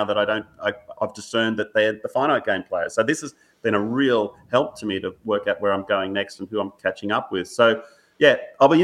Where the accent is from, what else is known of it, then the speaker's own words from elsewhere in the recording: Australia; growing up in Australia, particularly in the 70s and 80s and 90s, you know, like that formative years